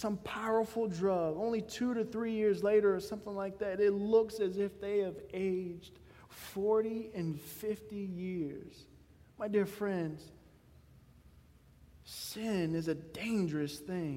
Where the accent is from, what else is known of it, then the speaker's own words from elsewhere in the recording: Gladys, Virginia, United States; I come from Gladys, Virginia